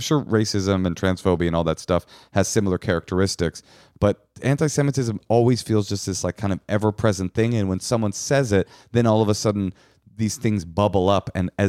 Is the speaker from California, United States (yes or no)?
yes; California, United States; I'm from California. It's just, it's never come up.